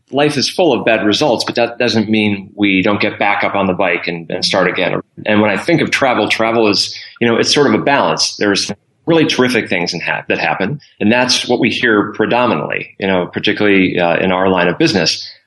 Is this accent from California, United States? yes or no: no; Scranton, Pennsylvania, United States; Scranton, Pennsylvania.